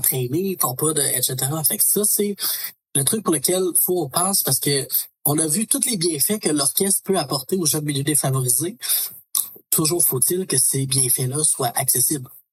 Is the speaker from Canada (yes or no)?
yes; Beauce, Quebec, Canada; now in Quebec City, Canada; je parle de la Beauce parce que c'est de là que je suis originaire